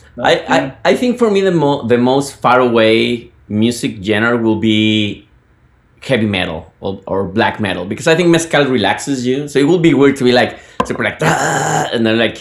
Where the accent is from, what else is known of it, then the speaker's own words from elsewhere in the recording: Guadalajara, Jalisco, Mexico; now in United States; I'm from Guadalajara